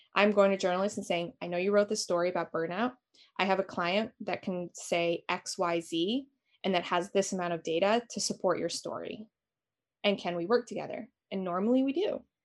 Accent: Albania; now in Toronto, Canada; I am from Albania originally

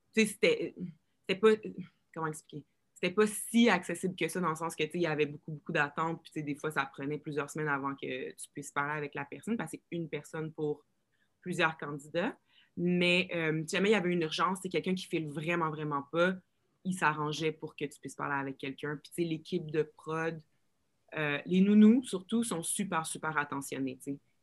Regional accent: Rouyn-Noranda, Quebec, Canada; accent: joual, keb; now in Montreal, Canada; moi, j'ai grandi à Rouen

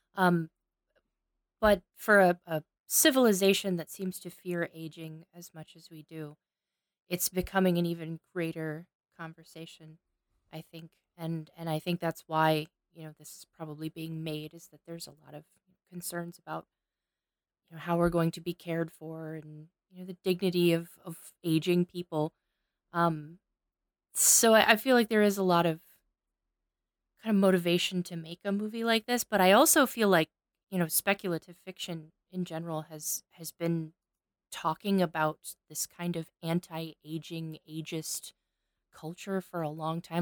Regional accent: Cape Girardeau, Missouri, United States; filmed right here in my hometown

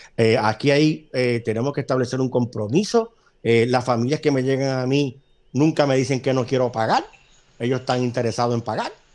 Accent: Puerto Rico

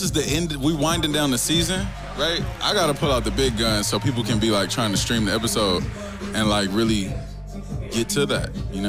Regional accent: Compton, California, United States; moved away as an adult; also born or lived in Atlanta, Georgia; I'm really from Compton.

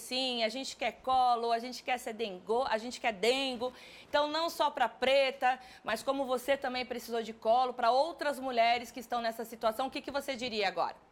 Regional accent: São Paulo, Brazil; eu sou de São Paulo

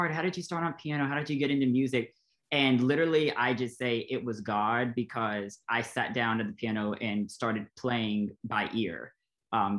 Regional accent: Nashville, Tennessee, United States; Born and raised in Nashville

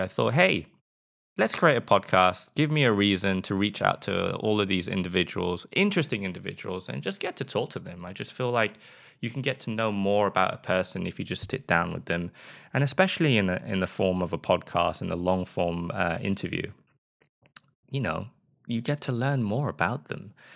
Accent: England, United Kingdom; accent: British; moved away as an adult; now in Sweden; I am from England. If you can't tell from my accent, a lot of people say that my British accent is actually quite mild

